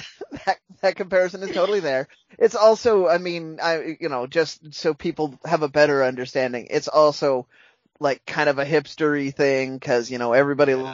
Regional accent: United States; as an American

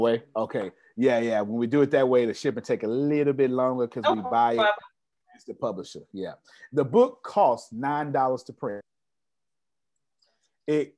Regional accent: Texas, United States; I'm from Texas. We went to public school down here

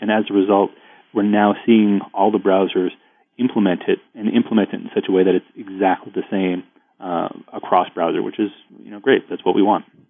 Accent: Ottawa, Ontario, Canada; I'm from Ottawa

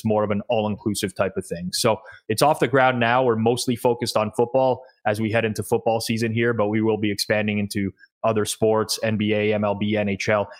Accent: Toronto, Ontario, Canada; I am Canadian, born and raised in Toronto

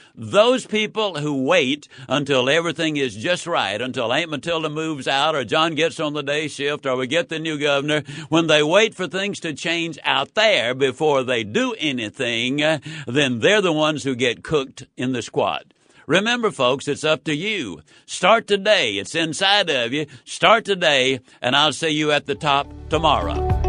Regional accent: Yazoo City, Mississippi, United States; When I was a child, I was raised in Yazoo City, Mississippi

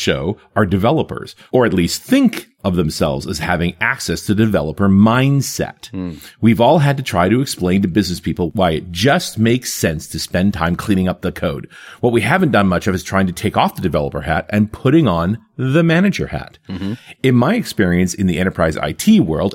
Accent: Canada; our French is hopeless, even being Canadian.

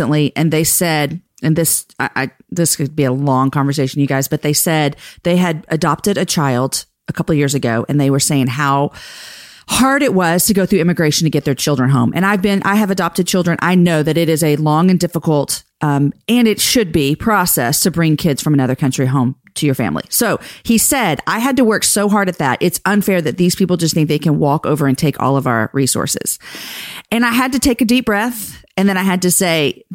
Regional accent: Houston, Texas, United States; I grew up in Houston

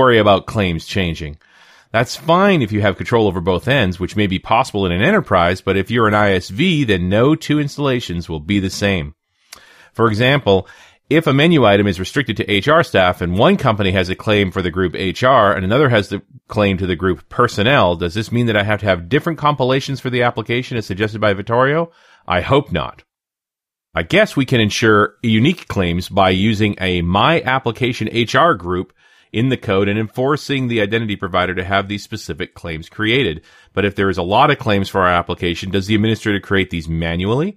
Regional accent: New Zealand; out of New Zealand, out of my home country

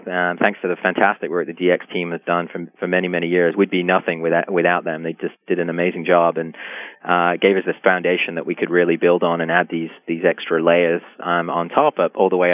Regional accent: England, United Kingdom; growing up in England and learning to program in the 80s

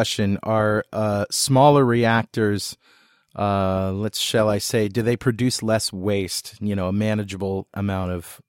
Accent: Mystic, Connecticut, United States; I grew up in Mystic, which is right around the corner.

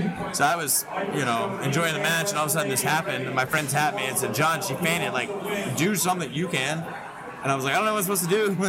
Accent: Tennessee, United States; being from Tennessee, obviously I like the Rock and Roll Express. Ricky has a training school out there a few hours from my hometown.

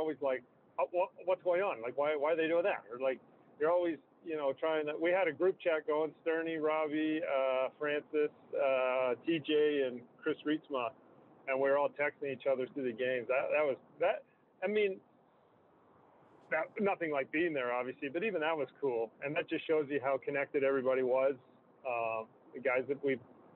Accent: Newmarket, Ontario, Canada; I'm from Newmarket

